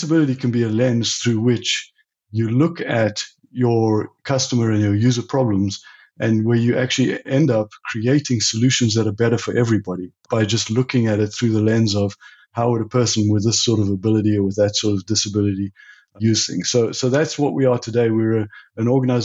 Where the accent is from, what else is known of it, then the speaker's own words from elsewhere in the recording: South Africa; also born or lived in Europe; now in United States; I'm originally from South Africa, and I left South Africa in the late 80s and went to Europe